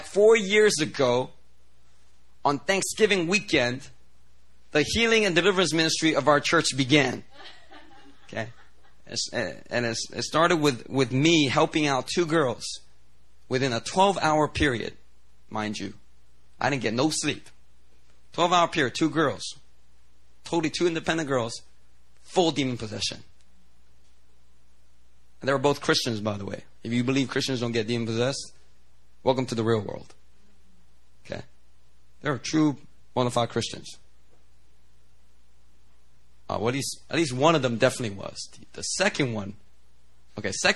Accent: Philadelphia, Pennsylvania, United States; moved away as an adult; also born or lived in New Jersey; now in Seoul, South Korea; I grew up in Philly

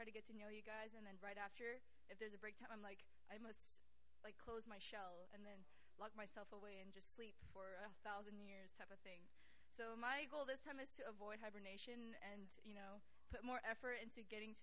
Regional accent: California, United States; now in South Korea; I'm from California originally

